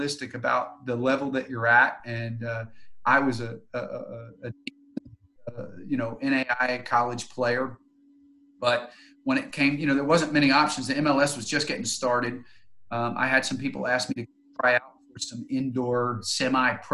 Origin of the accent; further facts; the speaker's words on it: Tulsa, Oklahoma, United States; I'm from Tulsa, and I had been away for about 8 years with college and coaching